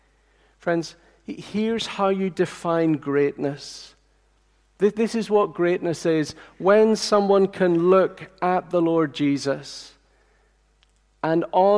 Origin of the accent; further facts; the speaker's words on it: Tanzania; I remember as a little boy growing up in Tanzania in East Africa, I remember the president of Tanzania once coming to visit the compound of houses where we lived.